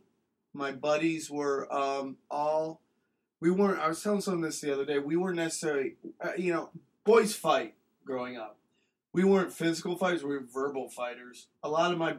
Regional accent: Cortland, New York, United States; I grew up in Cortland, New York, just outside Syracuse

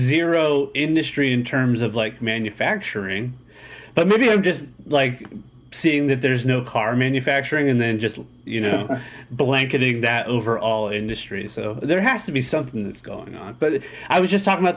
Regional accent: San Diego, California, United States; I grew up in the East County portion of San Diego

